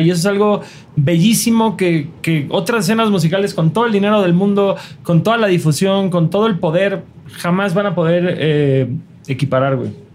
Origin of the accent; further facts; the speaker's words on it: Mexico; nosotros, como morros mexicanos de 13 años